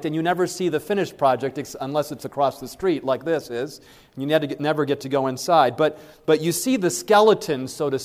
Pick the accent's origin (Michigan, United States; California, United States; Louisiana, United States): Michigan, United States; Berrien Springs; I grew up in Berrien Springs, Michigan